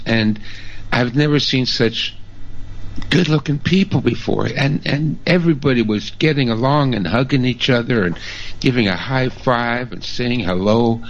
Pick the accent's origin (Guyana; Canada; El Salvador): Canada; my fellow Canadians again. I have never been so proud in my life of being a Canadian